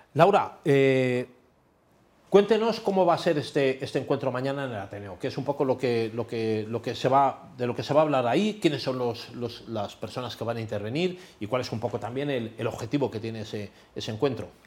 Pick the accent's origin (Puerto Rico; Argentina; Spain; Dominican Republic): Spain